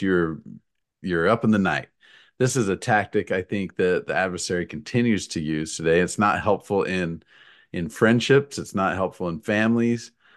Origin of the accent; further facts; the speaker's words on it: Utah, United States; moved away as an adult; now in Missouri, United States; I've lived in Missouri for fifteen years. Uh, I grew up in Utah